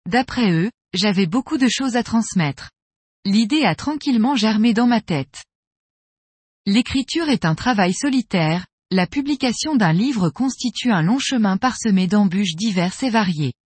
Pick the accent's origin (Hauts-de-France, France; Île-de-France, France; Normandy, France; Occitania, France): Normandy, France; Je pêche depuis mon enfance dans le Nord Cotentin, en Basse-Normandie.